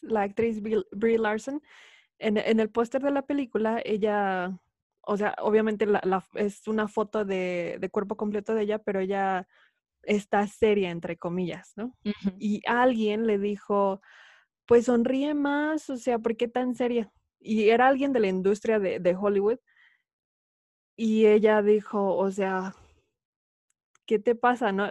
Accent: Mexico; moved away as an adult; also born or lived in Idaho, United States; now in Utah, United States; nací y crecí en México, pero actualmente resido en Estados Unidos, específicamente en Utah

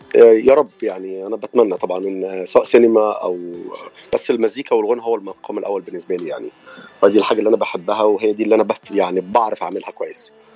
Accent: Cairo, Cairo Governorate, Egypt; accent: Egyptian; moved away as an adult; now in United States; اللهجه مبينه اكيد ان انا من مصر

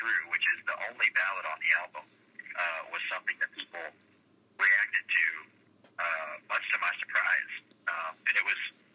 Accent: Weatherford, Texas, United States; my hometown of Weatherford, Texas

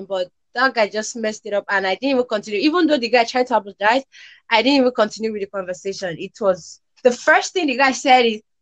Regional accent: Nigeria; I'm from Nigeria.

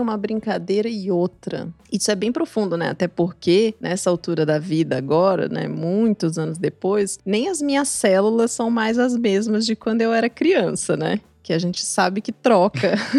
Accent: São Paulo, Brazil; also born or lived in Juiz de Fora, Minas Gerais / Curitiba, Paraná; Morei lá até os oito anos e depois pra, vim para São Paulo, onde estou desde então

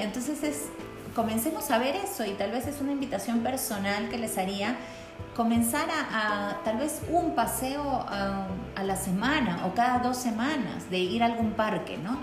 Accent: Peru; now in Quito, Ecuador; yo soy peruana

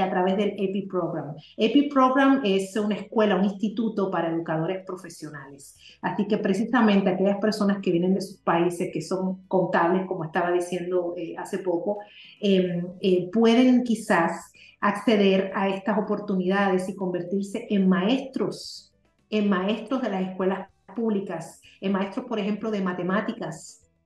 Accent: Spain; also born or lived in Puerto Rico; now in Miami, United States; soy española de nacimiento.

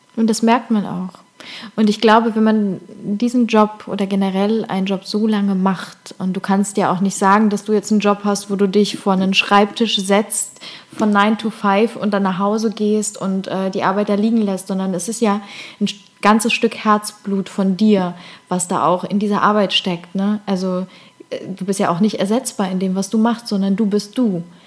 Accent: Cologne, North Rhine-Westphalia, Germany; moved away; in Köln, endlich mal wieder in meiner Heimat

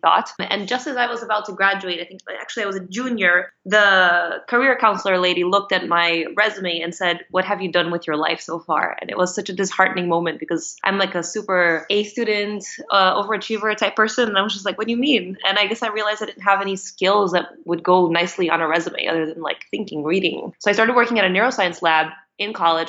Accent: Brazil; moved away as an adult; now in United States; I'm Brazilian. I've been living in the US for the past 10 years ish

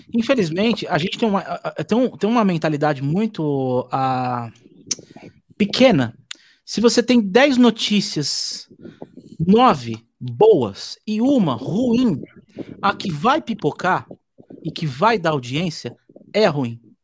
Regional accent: Osasco, São Paulo, Brazil; Osasco, né? Que é minha terra.

